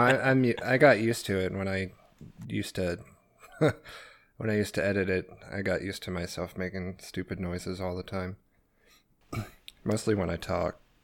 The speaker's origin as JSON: {"language": "English", "region": "Arkansas", "country": "United States", "said": "I'm not from Florida. I'm from Arkansas"}